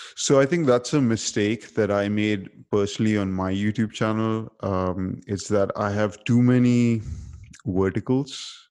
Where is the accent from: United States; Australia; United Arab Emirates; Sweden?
United Arab Emirates; Dubai; because I grew up in Dubai